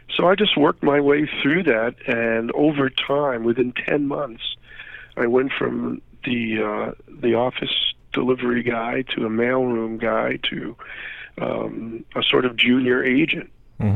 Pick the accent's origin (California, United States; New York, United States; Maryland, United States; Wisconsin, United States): New York, United States; New York City; moved away; also born or lived in North Jersey, New Jersey; I'm from New York originally